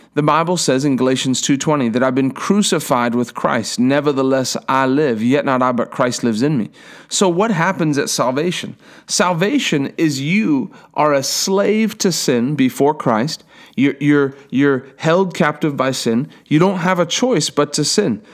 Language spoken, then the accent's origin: English; Durban, KwaZulu-Natal, South Africa; I was born in Durban, South Africa, in a hospital